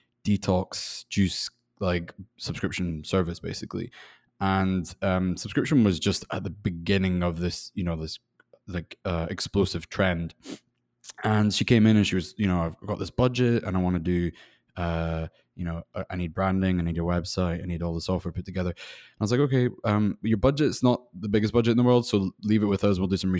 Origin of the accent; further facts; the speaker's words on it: Scotland, United Kingdom; now in Los Angeles, United States; You're right in saying I'm from Scotland. Although my accent probably sounds a little bit funny by now. And I'm living in Los Angeles.